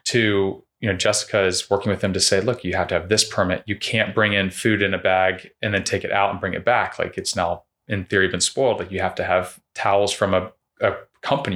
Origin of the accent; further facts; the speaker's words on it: Winter Park, Florida, United States; moved away as an adult; I grew up in Winter Park